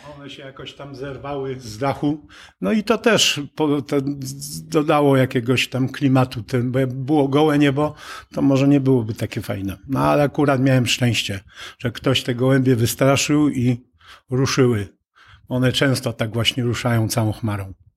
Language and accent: Polish; Przemyśl, Subcarpathian Voivodeship, Poland; now in Bochnia, Poland; Przemyśl, które jest rodzinnym moim miastem